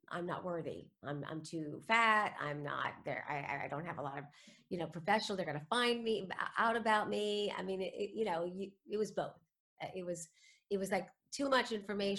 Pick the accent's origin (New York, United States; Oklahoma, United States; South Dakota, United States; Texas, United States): New York, United States; New York City; I was born in New York City to two former actors